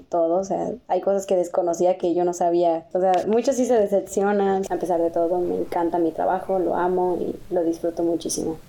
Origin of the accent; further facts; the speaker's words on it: Guadalajara, Jalisco, Mexico; De Guadalajara